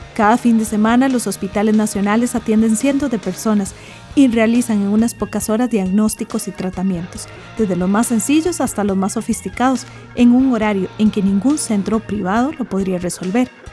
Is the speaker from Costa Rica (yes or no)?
yes; Costa Rica